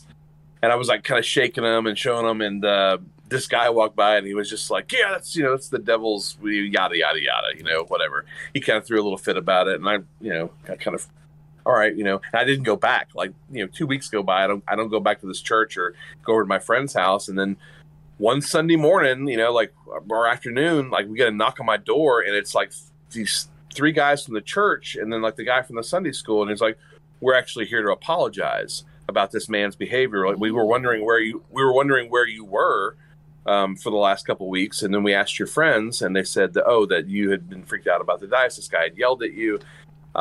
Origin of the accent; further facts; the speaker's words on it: Mena, Arkansas, United States; I grew up in Mena.